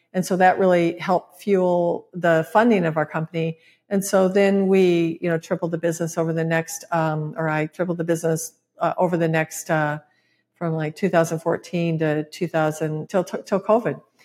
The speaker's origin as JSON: {"language": "English", "region": "Michigan", "country": "United States", "tie": "born or raised there", "moved": "yes", "said": "my home state, Michigan"}